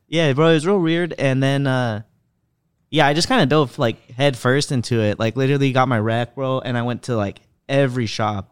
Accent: California, United States; I grew up in the Prop two fifteen market, so weed was pretty much legal here

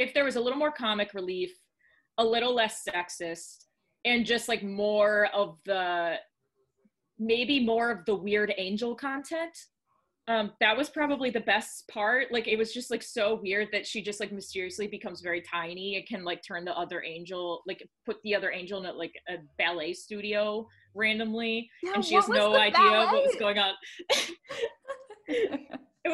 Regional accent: the South, United States; moved away; I grew up in the South

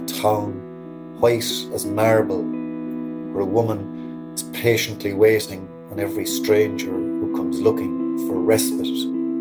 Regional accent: Cork, Munster, Ireland; moved away as an adult; now in Connemara Gaeltacht, Ireland; I'm from Cork originally, but living now on the edge of the Connemara Gaeltacht.

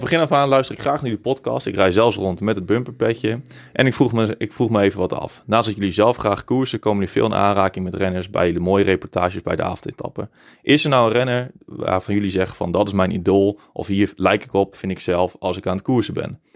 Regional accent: North Brabant, Netherlands; moved away; Ik kwam natuurlijk ook uit Brabant

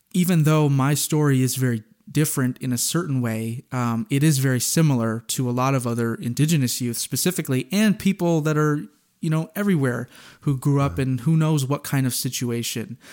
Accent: New Brunswick, Canada; I'm from New Brunswick

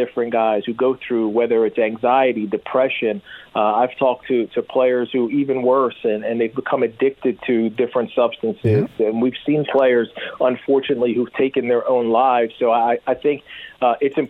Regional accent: Philadelphia, Pennsylvania, United States; now in Florida, United States; I grew up in Philadelphia

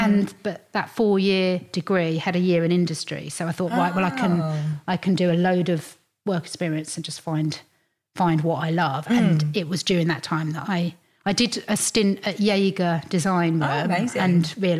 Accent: Hertfordshire, East of England, United Kingdom; I grew up in Hertfordshire, it's like half an hour into London, so it's really easy.

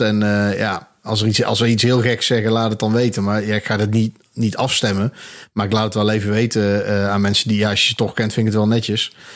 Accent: Eindhoven, North Brabant, Netherlands; now in Breda, Netherlands; Ja, ik kom oorspronkelijk uit Eindhoven. Dus ik ben in mijn twintigste ongeveer ben ik naar Breda verhuisd.

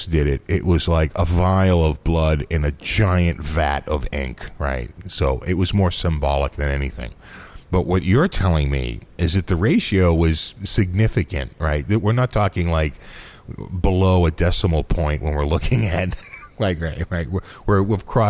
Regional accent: United States; we're American

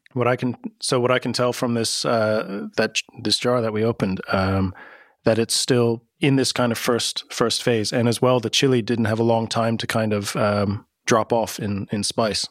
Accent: United States; moved away as an adult; now in Amsterdam, Netherlands; I grew up in America

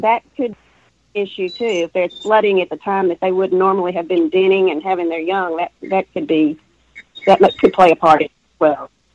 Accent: East Texas, United States; I grew up in East Texas

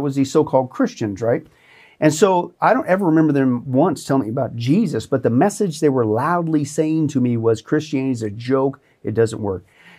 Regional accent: Kansas, United States; where I grew up in Southeast Kansas, at that time, per capita, the population, it had the most churches anywhere, mm-hmm, in the United, mm-hmm, States.

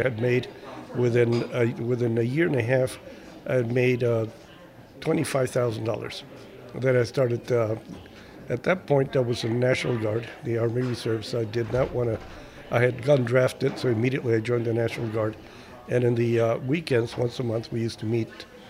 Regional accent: Mexico; now in United States; I was born in this country and I was an American citizen even though I, I grew up in Mexico.

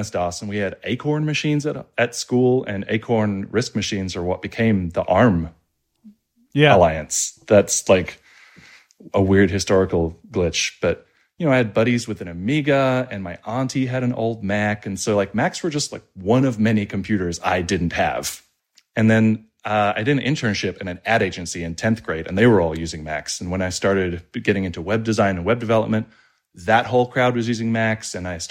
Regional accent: Australia; moved away as an adult; now in United States; I've been pretty lucky because I moved out to the United States when I was in my mid-20s. I grew up in Australia, despite the accent, and fell into startup land.

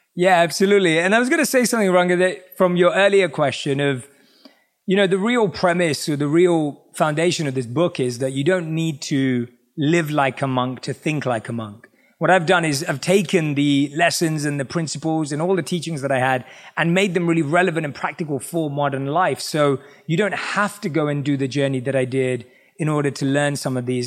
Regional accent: London, United Kingdom; born or raised there

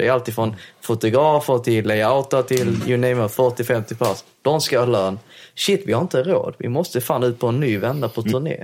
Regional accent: Helsingborg, Skåne, Sweden; jag förstår danska eftersom jag är från Helsingborg

